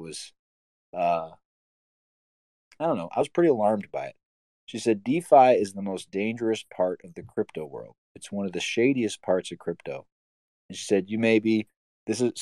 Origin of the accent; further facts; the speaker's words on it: United States; an American citizen